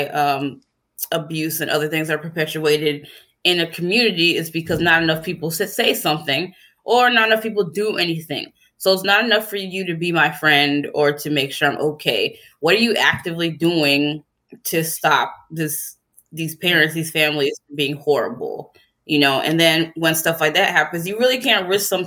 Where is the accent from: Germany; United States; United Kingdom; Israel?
United States; Tennessee; moved away as an adult; also born or lived in Chicago; I'm from Tennessee, obviously the goal for them was for me to either go to the University of Tennessee